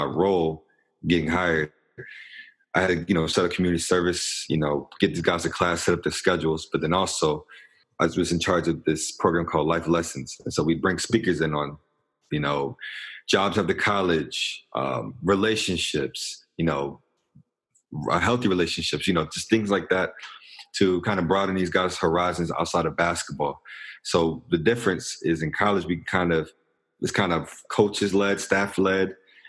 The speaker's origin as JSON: {"language": "English", "town": "Richmond", "region": "Virginia", "country": "United States", "also_born_or_lived": "Greensboro", "said": "I'm from Richmond, Virginia, kind of moved around a lot"}